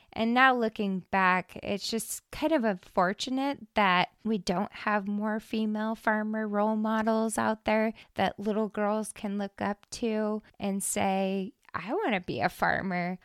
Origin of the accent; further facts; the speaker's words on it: Hermiston, Oregon, United States; I was born and raised in Hermiston, Oregon